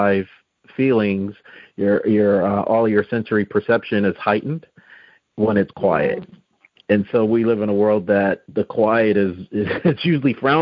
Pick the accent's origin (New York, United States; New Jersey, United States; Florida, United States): New Jersey, United States; we're both from New Jersey